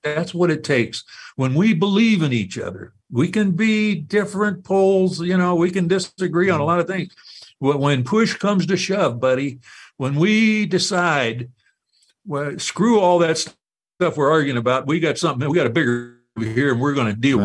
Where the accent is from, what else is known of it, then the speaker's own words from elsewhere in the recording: United States; being an American